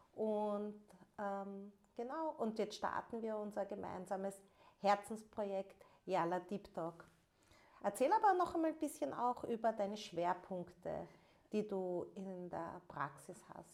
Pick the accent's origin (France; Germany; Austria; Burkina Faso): Austria; Vienna; first language German; ich bin ähm, gebürtige Wienerin und ähm, Wien ist äh, mein Lebensmittelpunkt.